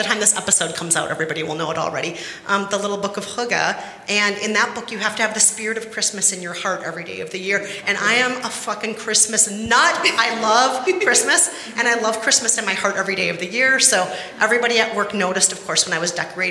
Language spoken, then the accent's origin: English; Bloomington, Minnesota, United States; when I was growing up in Bloomington, Minnesota, which is right outside of Minneapolis